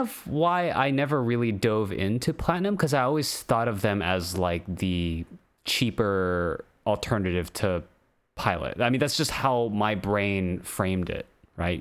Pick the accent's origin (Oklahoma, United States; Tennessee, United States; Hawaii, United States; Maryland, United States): Hawaii, United States; I'm from Hawaii